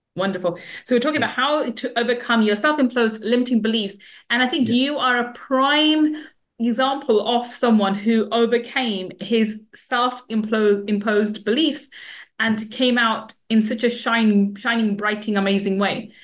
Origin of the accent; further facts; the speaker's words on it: London, United Kingdom; I grew up in the West End, uh, not West End, in the East London, and the in the mm. ghetto part of East London